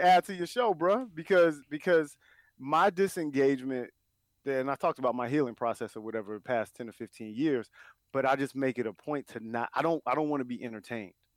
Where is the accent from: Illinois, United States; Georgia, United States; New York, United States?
Illinois, United States; Chicago; I'm from Chicago